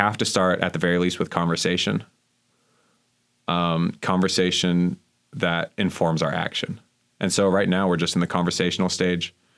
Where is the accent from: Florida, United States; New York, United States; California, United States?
Florida, United States; Miami; moved away as an adult; in my hometown in Miami